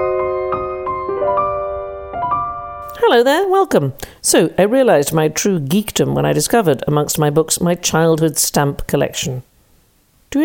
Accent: United States; moved away; I grew up in the United States

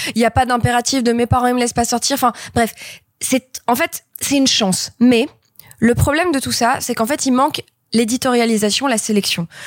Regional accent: Grenoble, Auvergne-Rhône-Alpes, France; j'ai grandi à Grenoble dans les années 90.

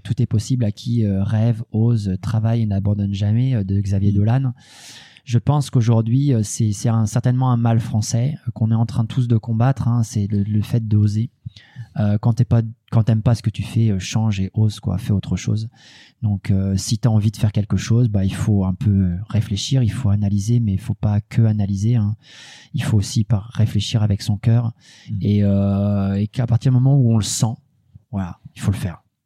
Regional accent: Normandy, France; je suis normand

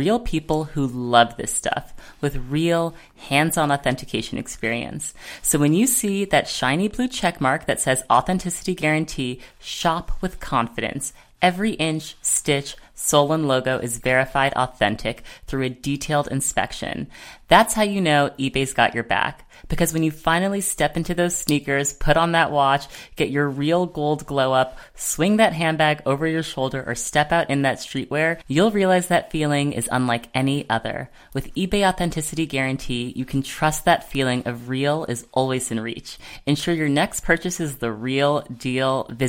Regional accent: Australia; I'm the Australian version of you.

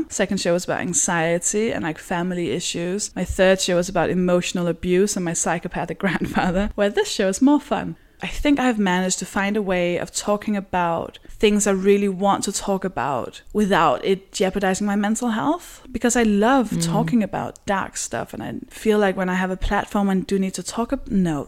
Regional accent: Copenhagen, Capital Region of Denmark, Denmark; moved away; because I'm from Denmark, I'm from Copenhagen, where even though it's the biggest city

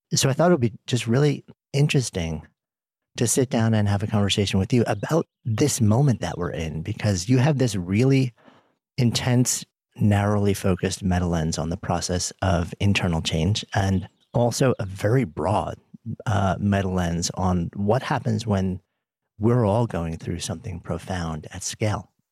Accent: New York City, New York, United States; being a New Yorker

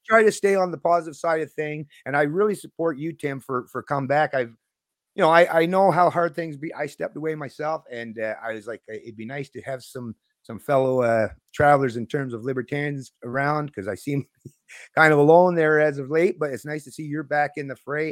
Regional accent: Canada; I'm still a Canadian libertarian

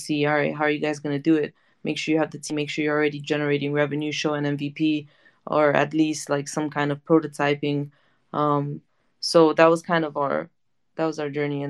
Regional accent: United States; I grew up in the States

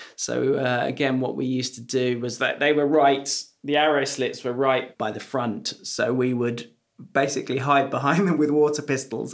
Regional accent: Lyme Regis, South West England, United Kingdom; also born or lived in London / Hampshire; When I was nine, we moved from London to Lyme Regis in Dorset

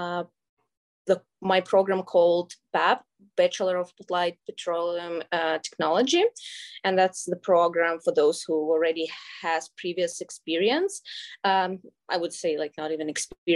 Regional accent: suburbs of Moscow, Moscow Oblast, Russia; moved away as an adult; now in Canada; So originally, I'm from Russia. I was born in suburbs of Moscow.

